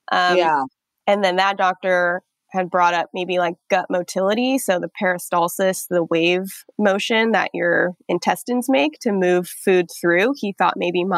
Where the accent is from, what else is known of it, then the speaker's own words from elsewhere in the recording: Nevada, United States; moved away as an adult; now in New York, United States; I'm from Nevada. I'm from the desert. So I had moved to New York in 2015